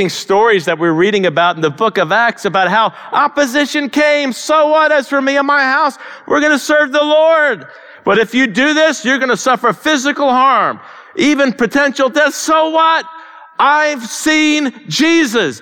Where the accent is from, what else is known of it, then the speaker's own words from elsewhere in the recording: United States; as American Christians